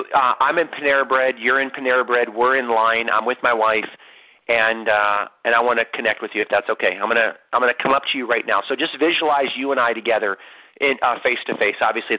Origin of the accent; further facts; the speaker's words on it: San Diego, California, United States; We are from San Diego.